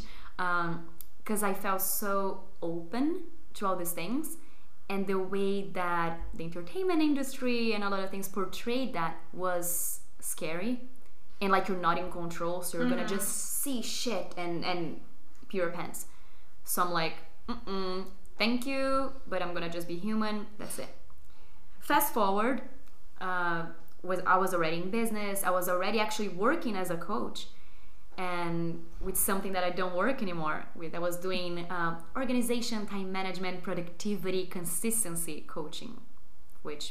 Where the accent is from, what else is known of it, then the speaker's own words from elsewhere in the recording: Brazil; English is a second language; moved away as an adult; now in Barcelona, Spain; I'm originally from Brazil. I've been living in Barcelona for roughly 4 years now.